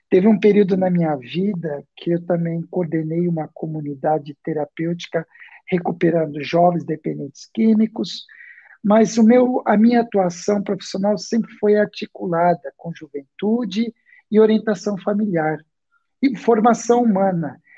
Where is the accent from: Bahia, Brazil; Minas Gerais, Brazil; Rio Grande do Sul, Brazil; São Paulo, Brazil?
São Paulo, Brazil; also born or lived in Santo André; Eu esqueci de falar, eu sou aqui de São Paulo, né? É, nascido em Santo André, moro aqui em São Paulo.